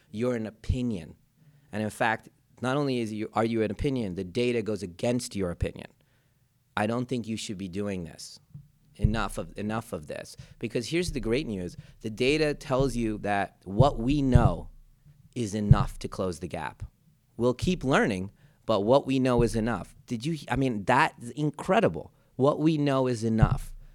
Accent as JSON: {"language": "English", "town": "Philadelphia", "region": "Pennsylvania", "country": "United States", "tie": "born or raised there", "also_born_or_lived": "India", "said": "my hometown Philadelphia"}